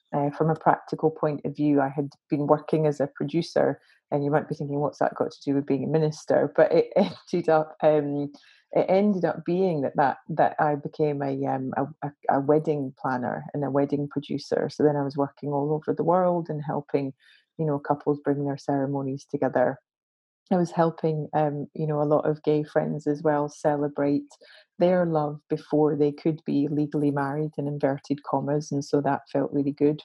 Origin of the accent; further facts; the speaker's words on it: Glasgow, Scotland, United Kingdom; I'm a Glaswegian, grew up in Glasgow